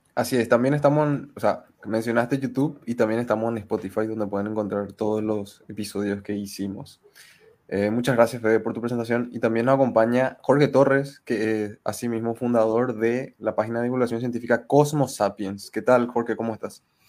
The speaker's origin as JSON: {"language": "Spanish", "country": "Paraguay", "said": "somos de Paraguay, todos de diferentes localidades de Paraguay."}